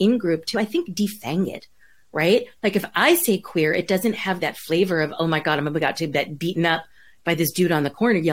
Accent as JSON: {"language": "English", "region": "New York", "country": "United States", "tie": "born or raised there", "moved": "yes", "lives_now": "California, United States", "said": "I grew up in New York"}